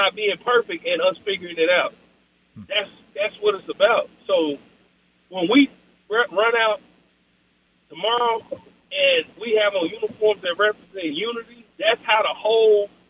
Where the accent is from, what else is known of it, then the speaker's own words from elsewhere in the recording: Oklahoma City, Oklahoma, United States; I'm from the South Side of Oklahoma City. I'm from the 405